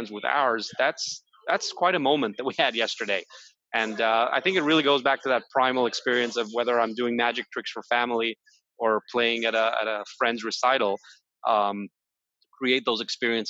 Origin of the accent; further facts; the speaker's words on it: Israel; I was born and raised in Israel